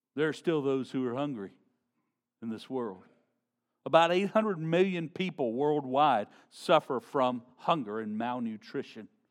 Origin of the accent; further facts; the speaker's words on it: Shreveport, Louisiana, United States; growing up in Shreveport, Louisiana